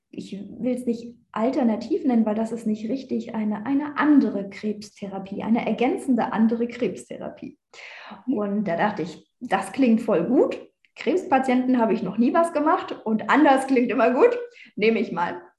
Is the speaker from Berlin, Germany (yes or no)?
yes; Berlin, Germany; Ich bin ja eigentlich Berliner Göre, ich komme aus Berlin